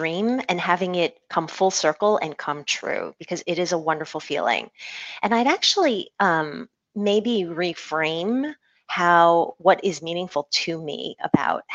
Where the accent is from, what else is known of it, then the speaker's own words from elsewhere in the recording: United States; very American, having grown up here, and this is my home country